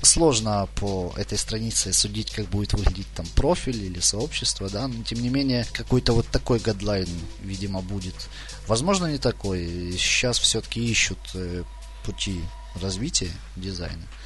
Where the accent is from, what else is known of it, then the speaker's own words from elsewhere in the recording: Chernihiv, Chernihiv Oblast, Ukraine; Я вообще из Чернихова